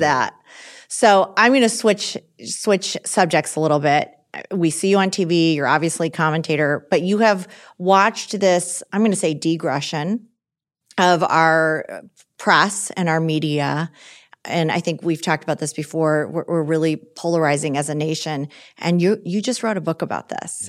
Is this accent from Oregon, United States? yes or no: no; Michigan, United States; I'm from Michigan. I didn't live in D C before this job. I still live in Michigan.